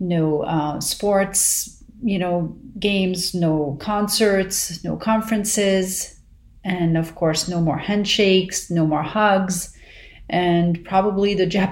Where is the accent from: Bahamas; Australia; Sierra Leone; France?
France; Paris, Île-de-France; now in Los Angeles, United States; growing up in Paris